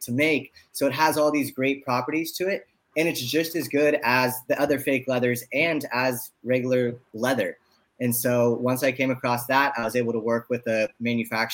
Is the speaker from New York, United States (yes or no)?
no; San Francisco, California, United States; now in Los Angeles, United States; I grew up in San Francisco. I live in Los Angeles